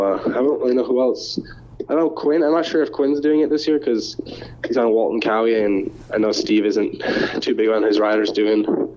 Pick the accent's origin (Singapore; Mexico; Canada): Canada; I don't really know who is all doing the East as a Canadian.